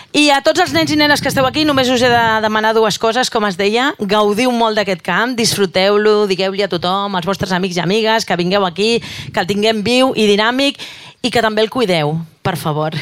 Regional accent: Garraf, Catalonia, Spain; som de Garraf

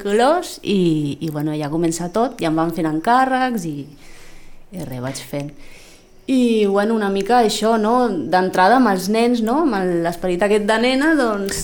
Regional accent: Lleida, Catalonia, Spain; also born or lived in Formentera; now in Sitges, Spain; jo sóc de Lleida i allí, allí havia creat el meu món

